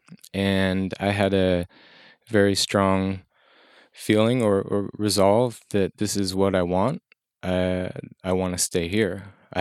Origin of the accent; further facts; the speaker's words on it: Champaign, Illinois, United States; moved away; also born or lived in Chicago; I was born in Southern Illinois, and mostly raised in Champaign Urbana, Central Illinois.